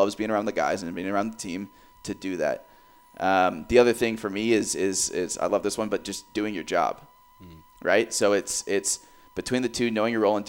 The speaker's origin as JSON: {"language": "English", "town": "Cedar Rapids", "region": "Iowa", "country": "United States", "tie": "born or raised there", "lives_now": "Des Moines, United States", "said": "growing up in Cedar Rapids"}